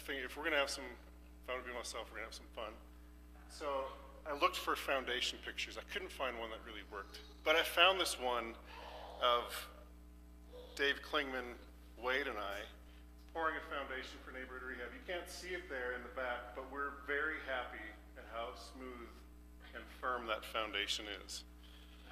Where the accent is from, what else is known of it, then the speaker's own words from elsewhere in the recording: Canada; moved away; I'm from Canada. We do farming